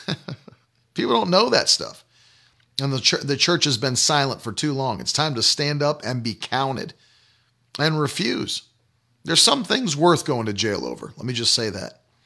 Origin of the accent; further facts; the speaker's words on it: West Virginia, United States; When I was a kid, I grew up in West Virginia